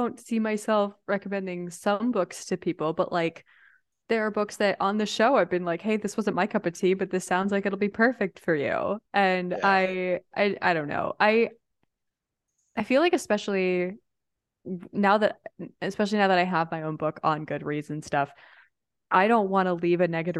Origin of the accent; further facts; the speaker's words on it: Midwest, United States; like, we grew up in the Midwest, which has its own, depending on where you are, I mean, outside of Chicago, right?